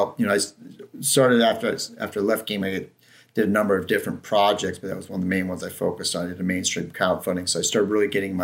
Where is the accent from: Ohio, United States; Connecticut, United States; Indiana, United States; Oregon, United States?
Ohio, United States; moved away as an adult; also born or lived in San Francisco, California; now in Lake Tahoe, United States; I'm from Ohio